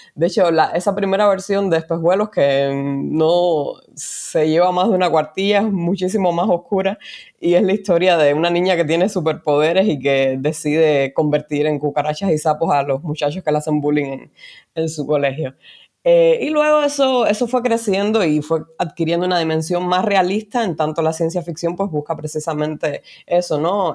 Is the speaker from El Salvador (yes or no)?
no; Cuba; moved away as an adult; now in Spain; soy una mujer cubana, inmigrante, vivo en España hace cuatro años